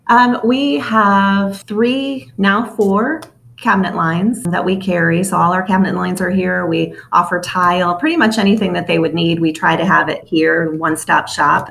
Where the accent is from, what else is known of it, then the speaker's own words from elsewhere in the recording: Chicago, Illinois, United States; I'm from Chicago, the city of Chicago.